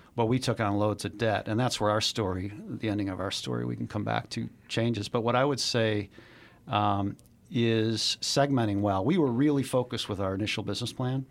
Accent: Chicago, Illinois, United States; I grew up in Chicago, born and raised

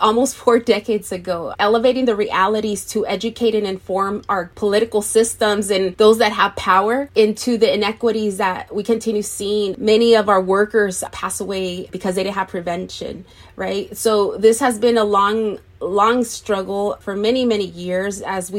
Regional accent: Moreno Valley, California, United States; I was born and raised here in the Inland Empire, in particular here in Paris in Moreno Valley.

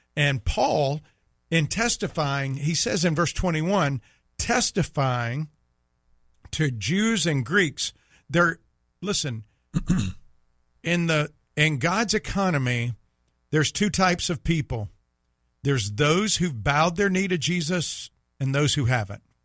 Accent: Meridian, Mississippi, United States; moved away; I grew up in Meridian

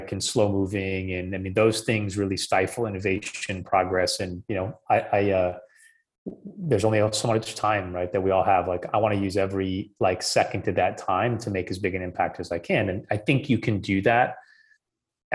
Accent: Midwest, United States; where I grew up in the Midwest

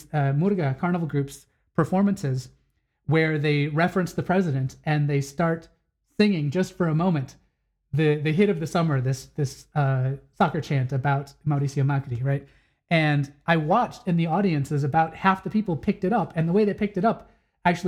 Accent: Wisconsin, United States; moved away; I grew up in Wisconsin

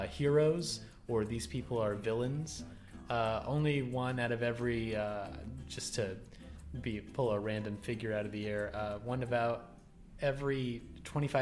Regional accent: Southern Texas, United States; now in Washington, D.C., United States; I did not really receive a good education on growing up in Southern Texas

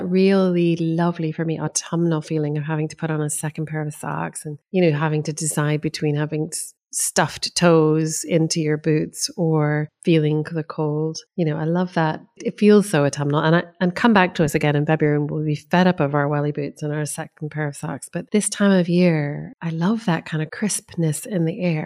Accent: United States; now in United Kingdom; Americans and our homecoming traditions

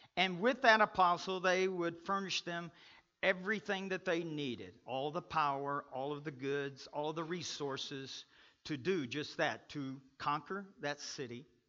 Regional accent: Kentucky, United States; now in Pueblo, United States; I'm from Kentucky

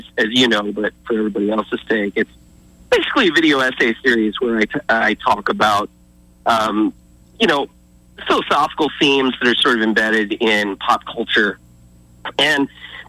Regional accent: Nebraska, United States; moved away; I grew up in Nebraska

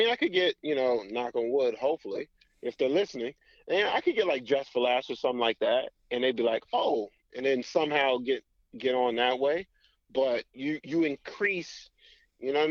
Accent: Tampa, Florida, United States; moved away as an adult; now in Seattle, United States; when I grew up in Tampa, dude, it's like 20 public schools

